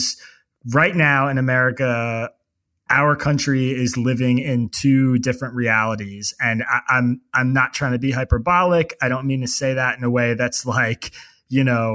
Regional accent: Bucks County, Pennsylvania, United States; also born or lived in Pittsburgh, Pennsylvania; I grew up in Bucks County, Pennsylvania

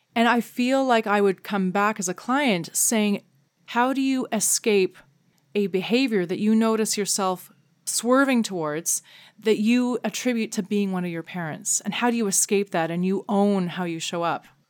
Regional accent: Canada; as a Canadian

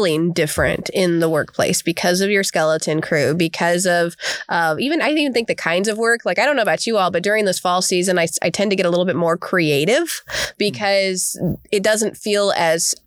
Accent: Arizona, United States; moved away; growing up in Arizona

